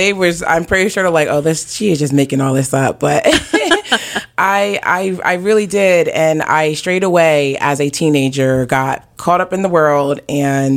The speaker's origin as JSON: {"language": "English", "region": "Delaware", "country": "United States", "tie": "born or raised there", "said": "I am born and raised in Delaware"}